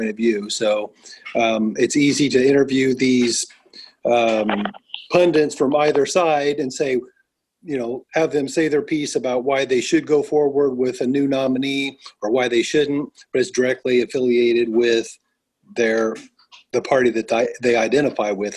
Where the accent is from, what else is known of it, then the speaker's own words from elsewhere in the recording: Indiana, United States; I am from Indiana